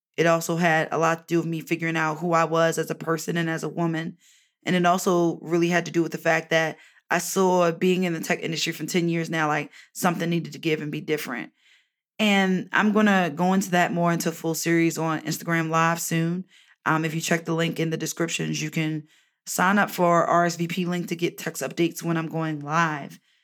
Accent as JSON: {"language": "English", "town": "Baltimore", "region": "Maryland", "country": "United States", "tie": "born or raised there", "moved": "yes", "said": "visit my family in Baltimore, my hometown"}